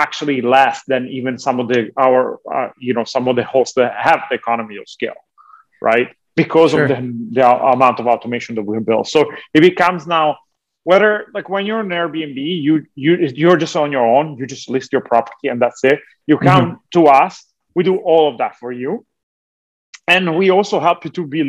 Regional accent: Italy; moved away as an adult; now in Los Angeles, United States; So I was born and raised in Italy.

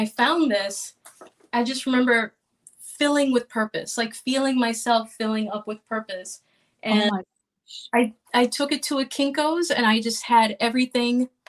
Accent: Miami, Florida, United States; moved away as an adult; now in Boston, United States; I'm Cuban American, and I grew up in Miami

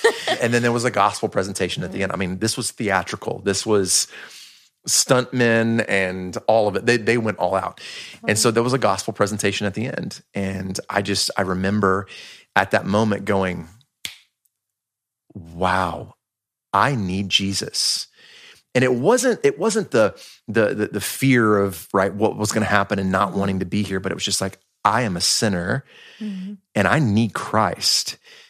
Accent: Marietta, Georgia, United States; So I was born and raised in Georgia. Northwest of Atlanta, born there in Marietta, Georgia. And so grew up there, went to school there.

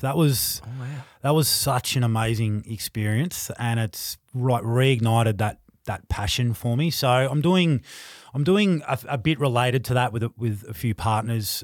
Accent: Tasmania, Australia; also born or lived in Queensland; now in Melbourne, Australia; growing up in Tassie

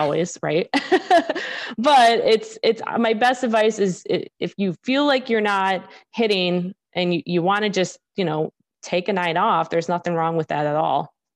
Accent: Chicago, Illinois, United States; growing up in Chicago, I, I grew up watching, or I shouldn't say watching, more like listening to Blackhawks games

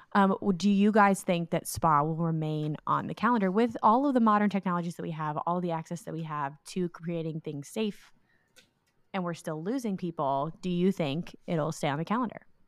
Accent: United States; being an American

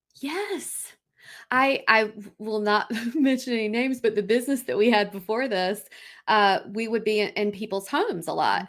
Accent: Raleigh, North Carolina, United States; we're from Raleigh

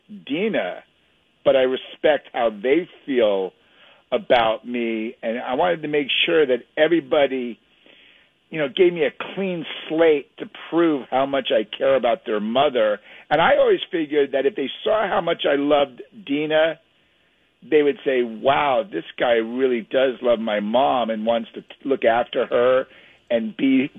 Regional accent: the Hamptons, Long Island, New York, United States; I grew up in the Hamptons. I went to school there.

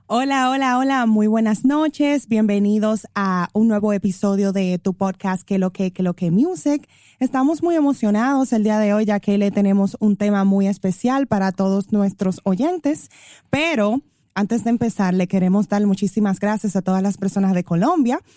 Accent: Dominican Republic; como los dominicanos

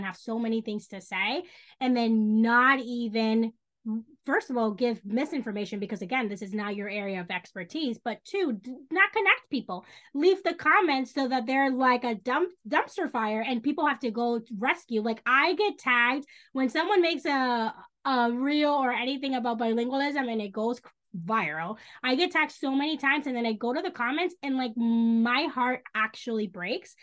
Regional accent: Dominican Republic; first language Spanish; English is a second language; moved away; also born or lived in New York City; I grew up in the Dominican Republic, but that is how I grew up.

